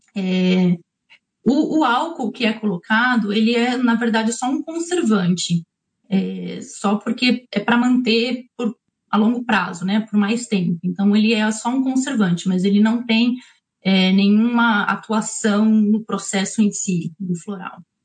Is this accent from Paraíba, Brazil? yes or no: no; São Paulo, Brazil; moved away as an adult; now in New Zealand; Eu sou de São Paulo